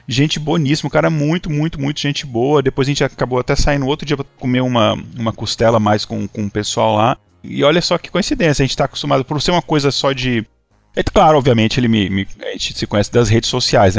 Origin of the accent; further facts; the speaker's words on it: Minas Gerais, Brazil; moved away; eu sou, sou mineiro, né? Eu tava visitando a eh, família em Minas